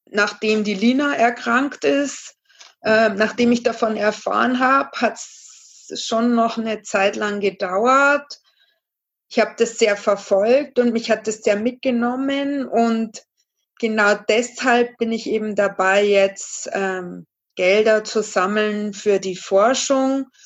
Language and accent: German; Regensburg, Bavaria, Germany; ich bin 39, ähm, genau, ich komme aus Bayern, aus Rengsburg